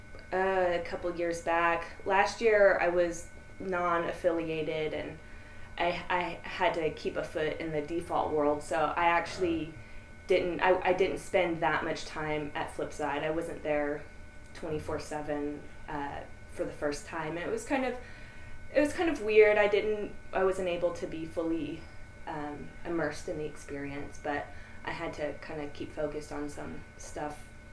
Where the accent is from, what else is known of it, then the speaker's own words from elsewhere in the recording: Austin, Texas, United States; Born and raised in Austin.